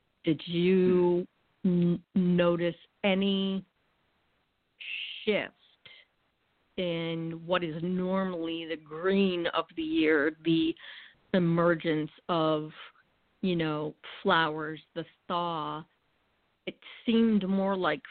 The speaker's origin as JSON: {"language": "English", "region": "New England", "country": "United States", "tie": "born or raised there", "said": "having been born and raised in New England"}